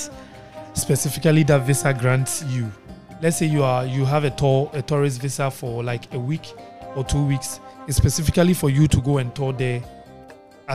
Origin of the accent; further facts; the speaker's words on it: Ghana; moved away as an adult; now in Germany; I'm Ghanaian. I came back from Germany.